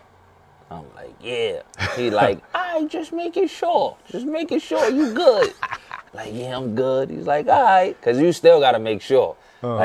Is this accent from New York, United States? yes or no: yes; New York City, New York, United States; growing up in the Bronx